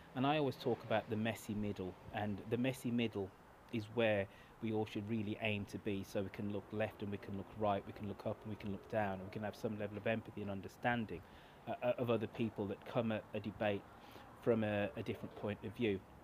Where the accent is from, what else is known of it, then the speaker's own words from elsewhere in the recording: United Kingdom; now in United States; being a Brit in your country